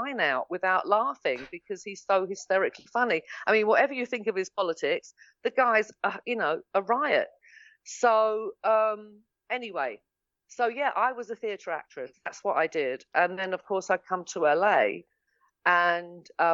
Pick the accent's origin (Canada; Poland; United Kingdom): United Kingdom; England; moved away as an adult; now in Los Angeles, United States; I'm English